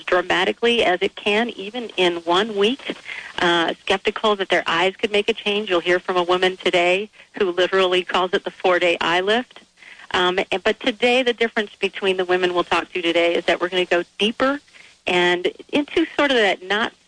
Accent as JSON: {"language": "English", "region": "Michigan", "country": "United States", "tie": "born or raised there", "said": "the refined foods I grew up with in Michigan"}